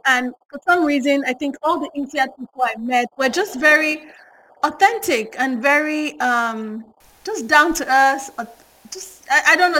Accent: Nigeria; accent: Yoruba; first language Yoruba; English is a second language; I could hear my Yoruba accent very strongly

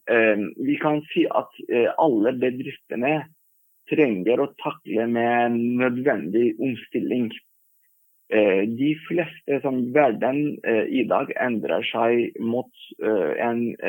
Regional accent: Turkey; Norwegian is a second language; moved away as an adult; now in Norway; Jeg kom fra Tyrkia

